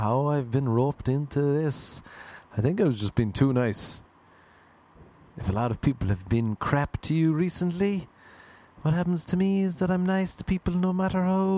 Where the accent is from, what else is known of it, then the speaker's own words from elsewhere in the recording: Ireland; moved away; I'm from Ireland.